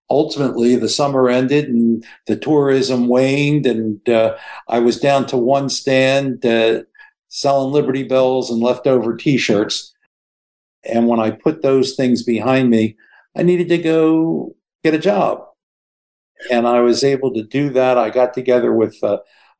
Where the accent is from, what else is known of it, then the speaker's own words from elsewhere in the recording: Philadelphia, Pennsylvania, United States; I grew up in Philly